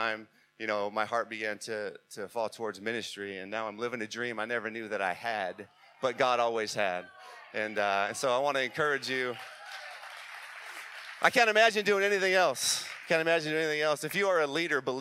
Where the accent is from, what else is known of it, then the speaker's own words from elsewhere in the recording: San Diego, California, United States; I'm from San Diego, grew up in San Diego